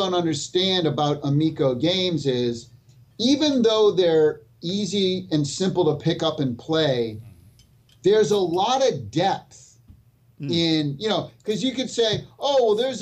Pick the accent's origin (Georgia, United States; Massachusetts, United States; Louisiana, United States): Massachusetts, United States; Me and Smash were born and raised in Massachusetts